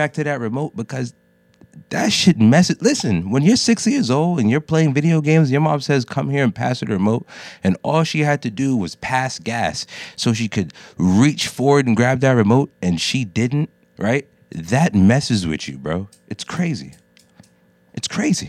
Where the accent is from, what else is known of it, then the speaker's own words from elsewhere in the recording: United States; I'm a first generation Jamaican American. I was born here, but I was grown with a Jamaican mother.